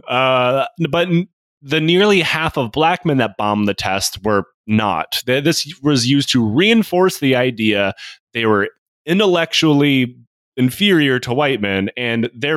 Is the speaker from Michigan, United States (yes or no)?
yes; Michigan, United States; I'm originally from Michigan